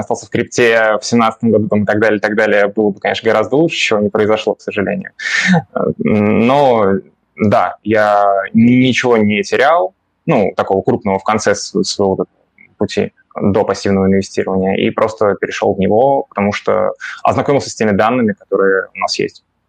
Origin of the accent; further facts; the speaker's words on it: Moscow, Russia; я родился в Москве